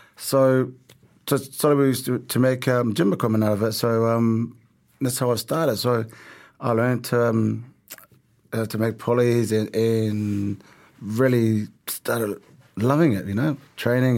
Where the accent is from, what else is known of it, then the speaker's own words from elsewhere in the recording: Auckland, New Zealand; also born or lived in Tonga; So our family, we all had to work, um, growing up in South Auckland